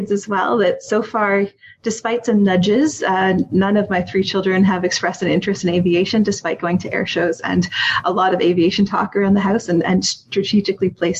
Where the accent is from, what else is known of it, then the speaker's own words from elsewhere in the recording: Wiarton, Ontario, Canada; I grew up in Wyarton, Ontario, which I think most people know because we're the groundhog capital of Canada.